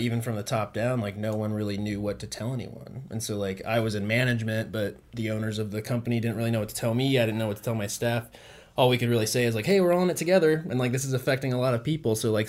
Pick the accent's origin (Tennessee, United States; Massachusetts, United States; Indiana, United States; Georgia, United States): Georgia, United States; Kennesaw; also born or lived in Wisconsin / Texas; I grew up in Georgia. I've lived kind of all over. Went to school in Wisconsin, spent some time in Texas, but I went to high school in Kennesaw.